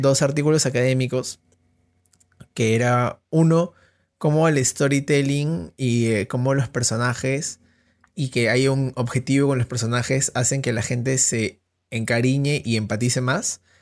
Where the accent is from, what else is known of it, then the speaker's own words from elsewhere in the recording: Peru; estuve en un colegio alemán. Acá, en Perú es el colegio Alexander von Humboldt